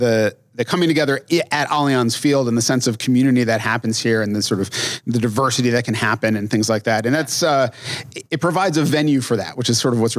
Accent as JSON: {"language": "English", "region": "New England", "country": "United States", "tie": "born or raised there", "moved": "yes", "lives_now": "Twin Cities, United States", "said": "growing up in New England"}